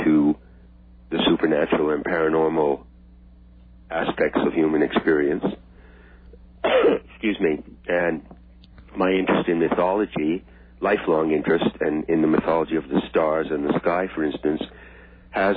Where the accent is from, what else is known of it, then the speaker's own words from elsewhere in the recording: Friendship, Maine, United States; also born or lived in New York City; I grew up in a small town in Maine called Friendship, a small lobster fishing village.